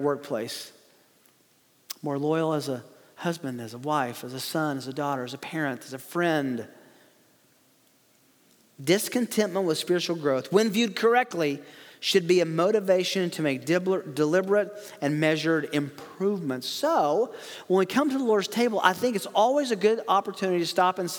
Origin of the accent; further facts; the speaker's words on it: the South, United States; I grew up in the South